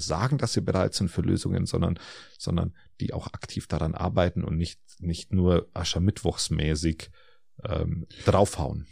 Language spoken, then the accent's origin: German; Germany; bei uns in Deutschland